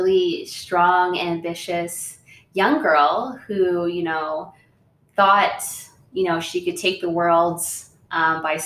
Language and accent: English; Orillia, Ontario, Canada; I grew up in Orillia, which is not on reservation, but close to one